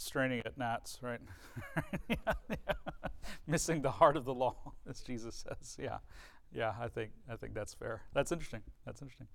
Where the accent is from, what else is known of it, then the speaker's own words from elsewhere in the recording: United States; an American person